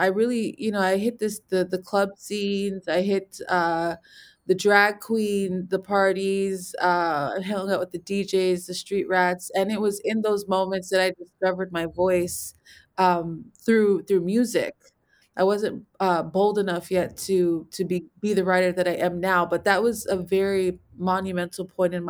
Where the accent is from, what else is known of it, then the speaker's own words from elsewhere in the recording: Los Angeles, California, United States; I am from Los Angeles, California, specifically a neighborhood called Chavez Ravine.